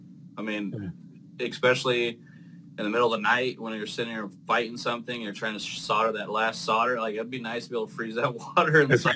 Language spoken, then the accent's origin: English; Arizona, United States; I grew up in Arizona.